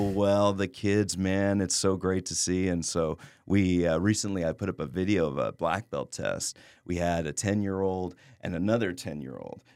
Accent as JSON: {"language": "English", "town": "Laredo", "region": "Texas", "country": "United States", "tie": "born or raised there", "said": "I grew up in Laredo"}